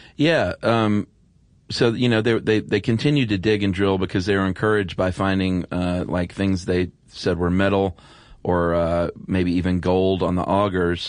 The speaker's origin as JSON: {"language": "English", "region": "the South", "country": "United States", "said": "I was from the South"}